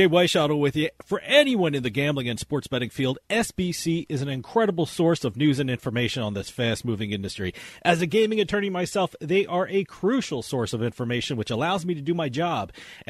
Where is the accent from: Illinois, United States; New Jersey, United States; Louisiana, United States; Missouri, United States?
New Jersey, United States; my home state of New Jersey.